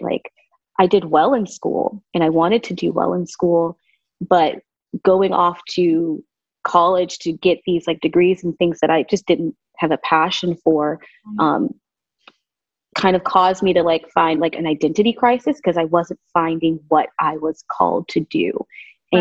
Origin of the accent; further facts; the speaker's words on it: Southern California, United States; also born or lived in Las Vegas, Nevada / Keller, Texas / New York; now in Northwest Florida, United States; I was born and raised mostly in California, Southern California.